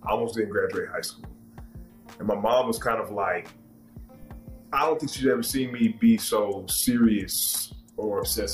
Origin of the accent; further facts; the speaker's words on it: Maryland, United States; I'm from Maryland